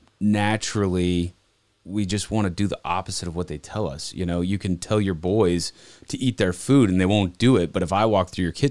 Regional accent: Montana, United States; also born or lived in Okinawa, Japan; So I was born in Japan. We lived there till I was three. Don't remember any of it. And we moved back to Montana when I was 3.5, 4 years old.

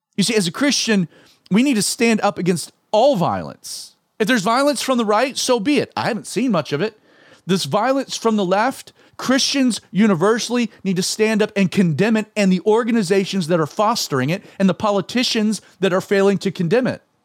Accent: Atlanta, Georgia, United States; my own home city of Atlanta

